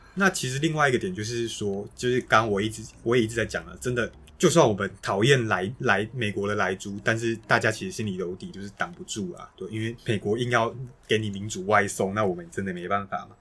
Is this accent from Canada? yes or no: no; Taiwan; 我们台湾人民